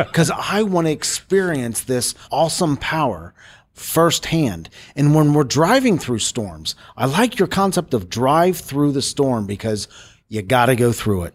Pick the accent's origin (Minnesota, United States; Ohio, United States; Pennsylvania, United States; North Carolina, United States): Ohio, United States; Cincinnati; I'm from Cincinnati, Ohio